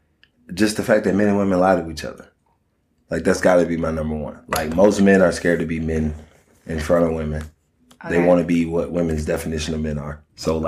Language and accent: English; Miami, Florida, United States; Miami, Florida.